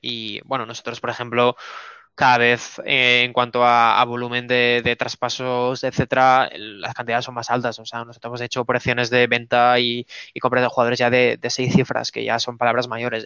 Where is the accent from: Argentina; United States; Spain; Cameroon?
Spain; tres chavales de España de 22, 20 y 26 años